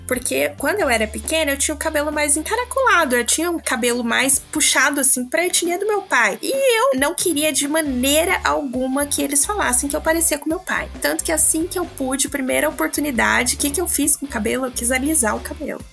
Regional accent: Casa Branca, São Paulo, Brazil; moved away; eu vim de uma cidade pequenininha do interior de São Paulo chamada Casa Branca

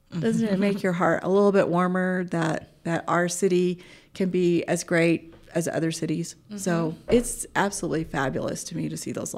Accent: Alaska, United States; moved away; We came from Alaska, so definitely I have snow pants and mukluks, gloves. I know how to dress for the cold

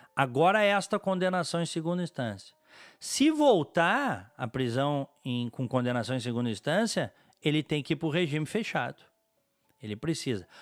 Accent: Brazil; como brasileiro, como cidadão

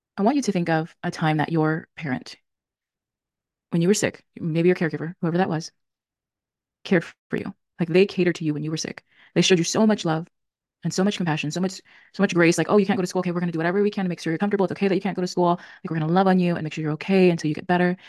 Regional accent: California, United States; also born or lived in Tennessee; I'm back in my home state, which is California

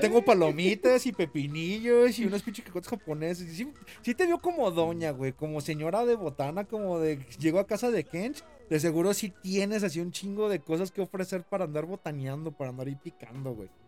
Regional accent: Jalisco, Mexico; soy de Jalisco

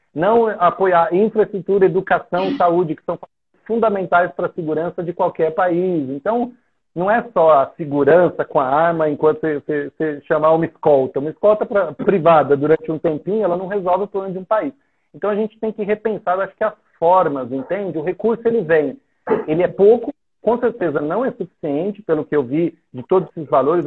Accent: São Paulo, Brazil; moved away as an adult; now in Haiti; eu sou de São Paulo, eu cresci na capital.

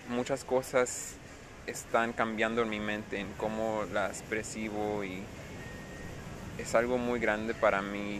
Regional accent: United States; first language English; Spanish is a second language; vengo de Estados Unidos y mi mamá es americana, me crío puro inglés

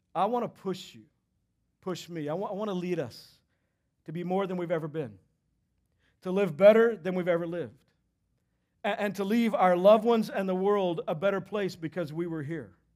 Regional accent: Texas, United States; moved away; I grew up in Texas

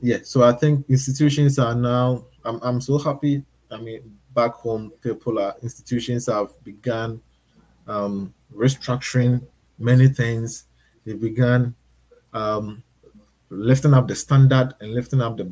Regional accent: Ghana; moved away as an adult; also born or lived in Thailand; now in Australia; I moved from Ghana to Thailand and now I'm in Australia.

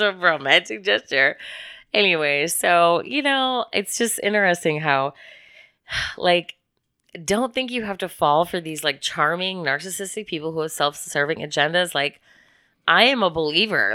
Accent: Midwest, United States; I was born in March in the Midwest

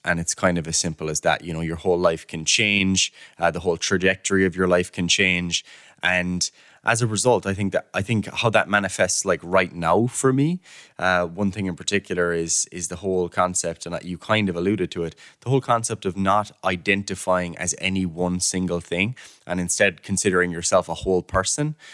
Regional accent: Killarney, Munster, Ireland; moved away as an adult; now in Cork, Ireland; I'm from Killarney myself

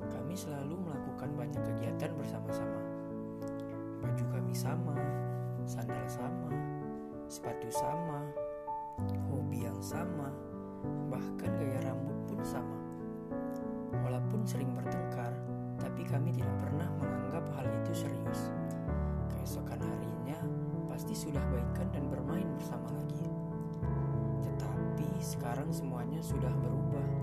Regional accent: Curug, Banten, Indonesia; born there; Saya lahir di Curug 5 Oktober

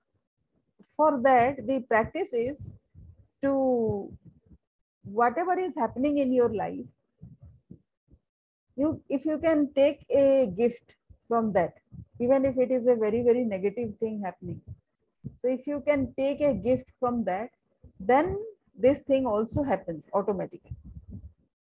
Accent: Sundargarh, Odisha, India; I'm from Odisha

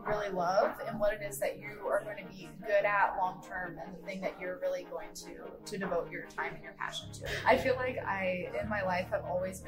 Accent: Findlay, Ohio, United States; I'm from Findlay, which is, 15 minutes the other way.

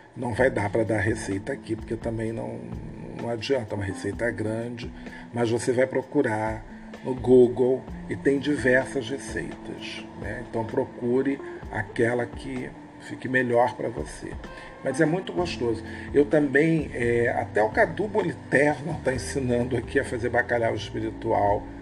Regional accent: Rio de Janeiro, Brazil; Somos cariocas, brasileiros

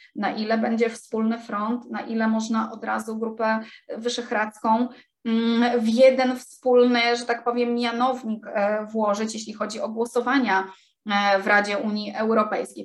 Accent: Gdańsk, Pomeranian Voivodeship, Poland; jestem z Gdańska

